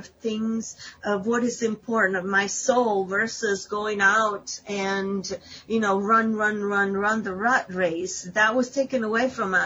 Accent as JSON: {"language": "English", "town": "Ischia", "region": "Campania", "country": "Italy", "moved": "yes", "lives_now": "United States", "said": "I come from Italy"}